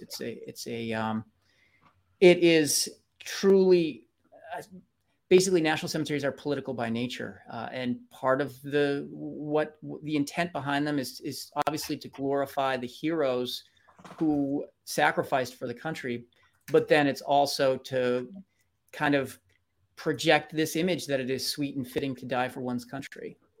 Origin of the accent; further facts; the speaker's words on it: Bedford, Massachusetts, United States; moved away; my hometown, where, where I actually have family members who are interred